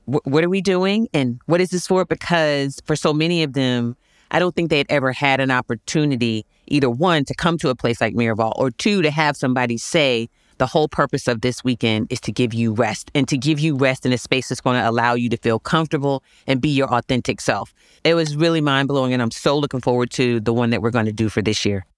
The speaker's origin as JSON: {"language": "English", "town": "Virginia Beach", "region": "Virginia", "country": "United States", "tie": "born or raised there", "said": "I grew up in Virginia Beach, Virginia"}